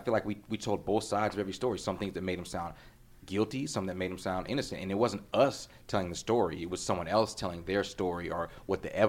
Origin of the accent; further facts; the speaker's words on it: California, United States; I grew up here in California, in that area